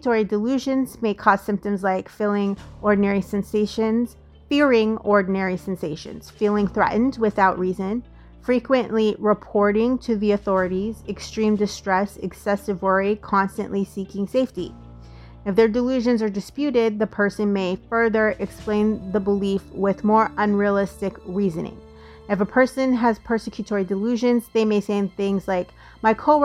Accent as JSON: {"language": "English", "region": "Colorado", "country": "United States", "tie": "born or raised there", "moved": "yes", "said": "I grew up in Colorado."}